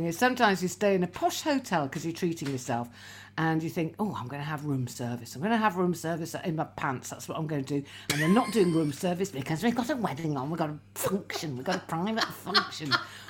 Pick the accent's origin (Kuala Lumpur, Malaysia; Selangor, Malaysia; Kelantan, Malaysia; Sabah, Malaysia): Kuala Lumpur, Malaysia; born there; because I was born out in Kuala Lumpur.